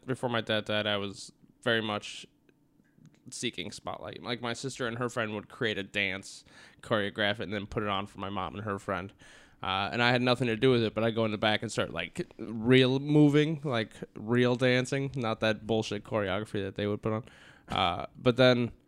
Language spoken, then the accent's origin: English; Apple Valley, Minnesota, United States; also born or lived in Burnsville, Minnesota; now in Jamestown, United States; I grew up in Apple Valley, and then after my dad died, we moved to Burnsville